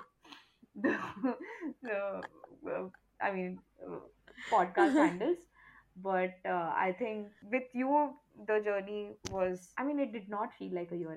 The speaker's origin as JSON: {"language": "English", "region": "Karnataka", "country": "India", "said": "I come from Karnataka"}